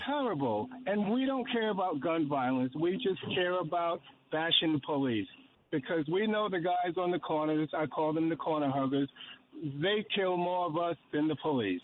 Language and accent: English; New York, United States; I grew up in Patterson Projects